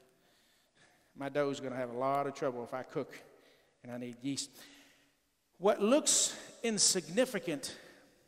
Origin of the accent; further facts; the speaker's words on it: Texas, United States; I'm from Texas